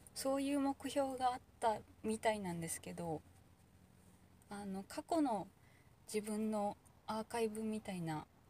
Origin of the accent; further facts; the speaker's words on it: Kansai, Japan; 関西人だけど